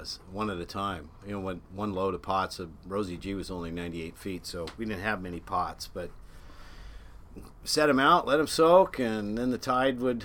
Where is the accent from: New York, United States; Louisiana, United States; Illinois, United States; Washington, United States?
Washington, United States; Seattle; moved away as an adult; now in Sun Valley, United States; Grew up in Ballard